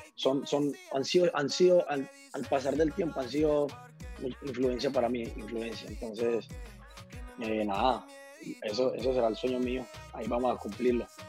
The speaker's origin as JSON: {"language": "Spanish", "country": "Colombia", "said": "en mi país somos, somos un país muy rico en, en, en todos estos ritmos tropicales"}